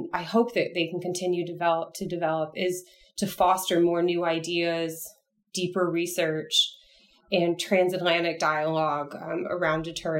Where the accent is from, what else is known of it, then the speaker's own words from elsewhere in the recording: United States; now in United Kingdom; I really enjoy being an American abroad